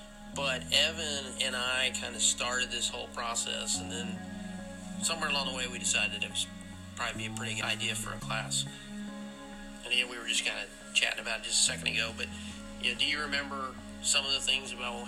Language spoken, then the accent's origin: English; Fairfield, Ohio, United States; And I grew up in Fairfield